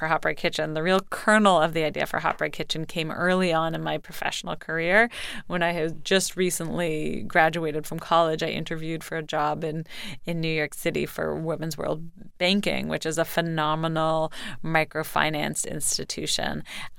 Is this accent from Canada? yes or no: yes; Canada; moved away; I'm from Canada.